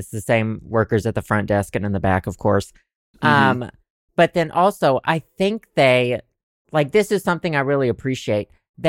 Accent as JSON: {"language": "English", "region": "the South", "country": "United States", "accent": "Southern", "said": "I think I've begun to weaponize my Southern accent"}